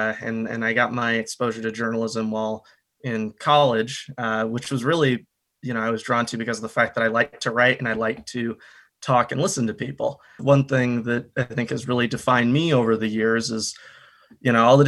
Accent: Kansas City, Missouri, United States; also born or lived in Minneapolis; You know, originally, I'm from Kansas City. Most of the core of my family is from the Midwest originally.

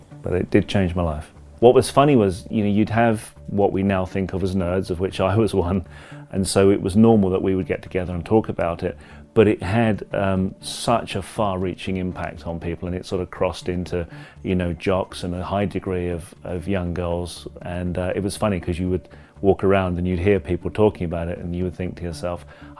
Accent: United Kingdom; I grew up in the United Kingdom. I was 9 years old when what we now know as Episode 4, A New Hope, dropped.

